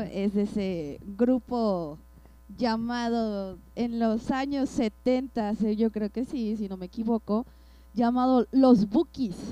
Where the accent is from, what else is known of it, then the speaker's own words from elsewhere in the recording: Mexico City, Mexico; yo soy chilanga